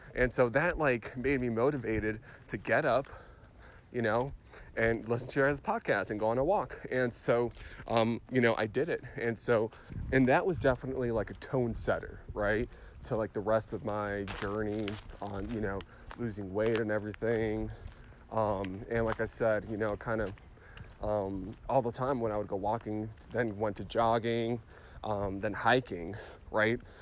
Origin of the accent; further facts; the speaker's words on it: Phoenix, Arizona, United States; I'm from Phoenix